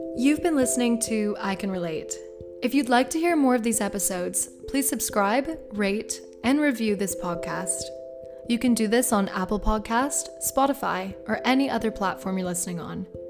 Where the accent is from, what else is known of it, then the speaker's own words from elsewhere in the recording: Bermuda; I'm from I'm from Bermuda